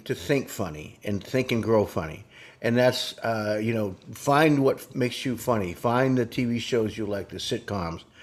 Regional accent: New Hampshire, United States; I'm from New Hampshire, and we say Jeezum Crow.

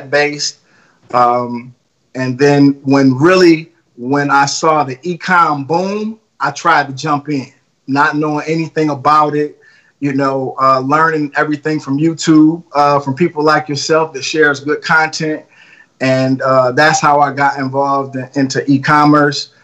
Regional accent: Detroit, Michigan, United States; I'm from Detroit, West Side. Shout out to the West Side of Detroit. What up, though? Born and raised, Detroit Public Schools

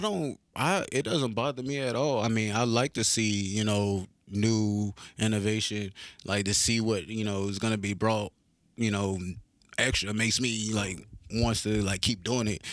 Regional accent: Pollocksville, North Carolina, United States; moved away as an adult; now in Clarksville, United States; I'm from this small, like, town called Pollocksville. It's, like, off by the coast, little country-ass town

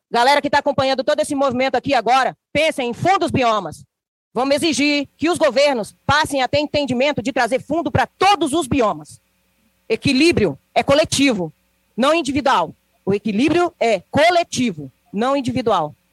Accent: Minas Gerais, Brazil; Pertenço ao povo Krenak do estado de Minas Gerais, do bioma da Mata Atlântica. Então, eu não sou da Amazônia, eu sou da Mata Atlântica.

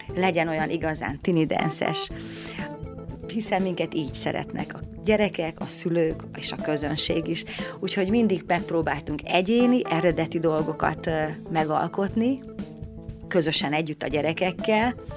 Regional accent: Sălard, Bihor County, Romania; moved away as an adult; also born or lived in Oradea, Romania; now in Săcueni, Romania; mert hat éves voltam, amikor Szalárdon, a ahonnan származom, elkezdtem én is táncot tanulni.

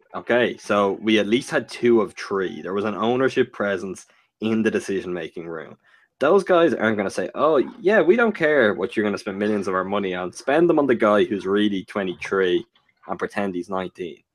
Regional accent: Ireland; born or raised there

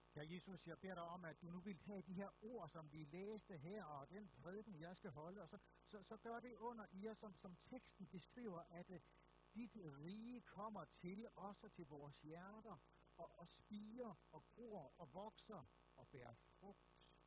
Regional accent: Aarhus, Central Denmark Region, Denmark; jeg er født og opvokset i Aarhus

